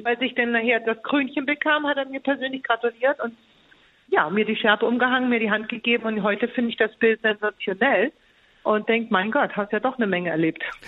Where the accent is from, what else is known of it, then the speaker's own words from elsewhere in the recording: Germany; als Deutsche